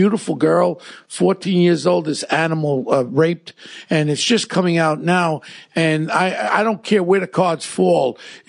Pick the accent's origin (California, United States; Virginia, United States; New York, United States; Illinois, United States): New York, United States; New York City; I grew up in Ozone Park with Gotti and Scopo and all these characters with Paul Savino.